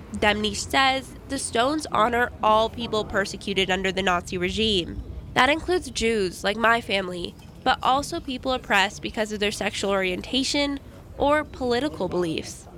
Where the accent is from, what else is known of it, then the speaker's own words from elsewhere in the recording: Los Angeles, California, United States; now in Jackson, United States; When I was growing up in Los Angeles